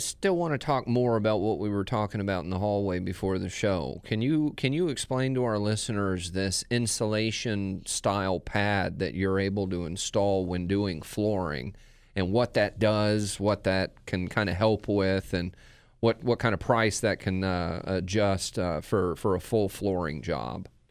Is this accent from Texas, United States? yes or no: yes; Texas, United States; moved away as an adult; Craig and I are both from the same area in Texas